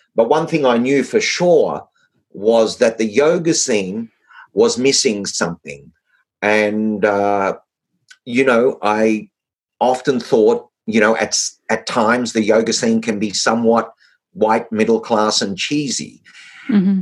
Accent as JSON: {"language": "English", "country": "Australia", "said": "being an Australian"}